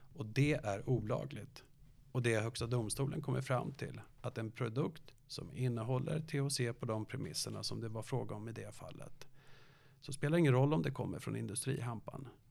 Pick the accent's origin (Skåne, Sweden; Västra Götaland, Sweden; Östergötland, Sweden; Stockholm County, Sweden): Stockholm County, Sweden; Danderyd; Jag är från Danderyd